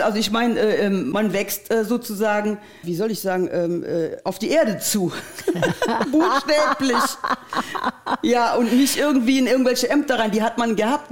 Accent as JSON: {"language": "German", "town": "Geilenkirchen", "region": "North Rhine-Westphalia", "country": "Germany", "tie": "born or raised there", "said": "unsere Stadt Geilenkirchen"}